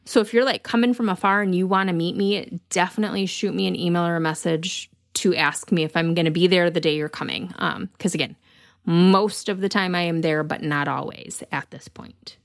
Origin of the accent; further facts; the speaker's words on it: Michigan, United States; accent: Michigan; my Michigan accent